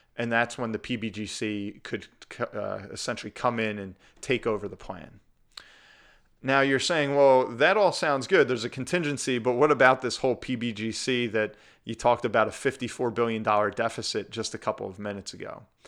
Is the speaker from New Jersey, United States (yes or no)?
yes; New Jersey, United States; my home state of New Jersey